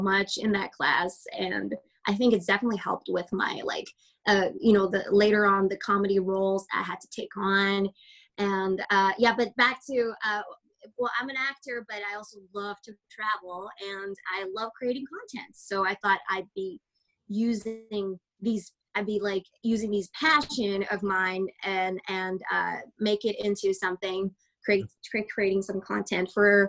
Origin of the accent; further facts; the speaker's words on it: Canada; I am very Canadian.